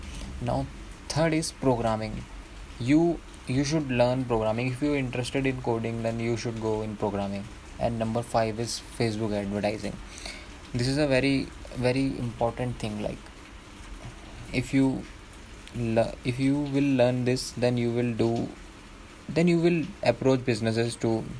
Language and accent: English; Dehradun, Uttarakhand, India; I am from Dehradun